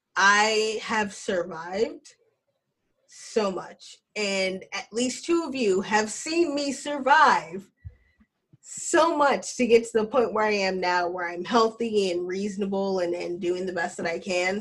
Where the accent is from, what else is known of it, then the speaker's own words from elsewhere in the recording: Alabama, United States; I'm from Alabama and we have a cousin that we call Earn